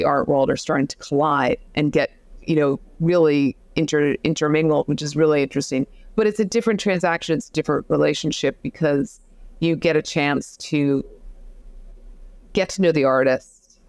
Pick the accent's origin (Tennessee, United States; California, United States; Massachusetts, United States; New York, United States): New York, United States; Manhattan; in the time that I was growing up in Manhattan, it was an area of Manhattan that had a lot of large loft spaces